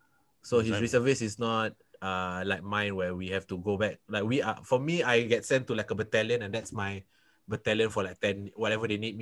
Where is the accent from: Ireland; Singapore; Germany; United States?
Singapore; I am from Singapore.